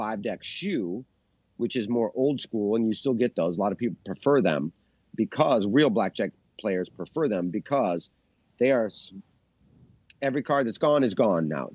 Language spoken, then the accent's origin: English; Chicago, Illinois, United States; moved away as an adult; I'm from Chicago, but I've been out here for, so half my life in Chicago, half my life here